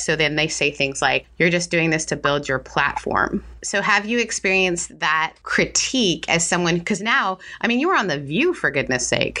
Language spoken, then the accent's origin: English; Canada; I grew up in Canada, so that's outside, mm-hmm. in some ways is outside of the church